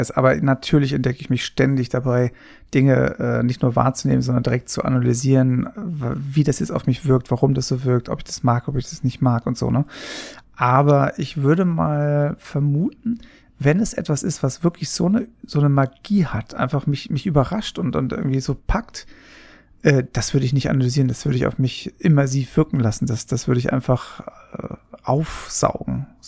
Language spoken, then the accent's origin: German; Papua New Guinea; aber ich bin ja in Papua-Neuguinea aufgewachsen